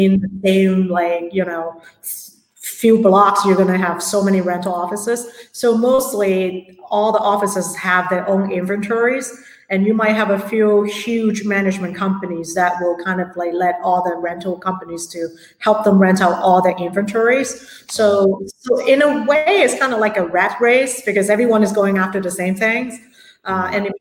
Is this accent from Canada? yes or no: no; Hong Kong; now in San Francisco, United States; I'm from Hong Kong originally. So real estate is a really big part of our culture back at home as well